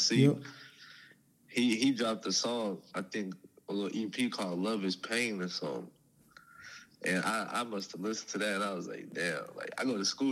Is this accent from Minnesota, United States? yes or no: yes; St. Paul, Minnesota, United States; also born or lived in Lakeville; I grew up all around St. Paul.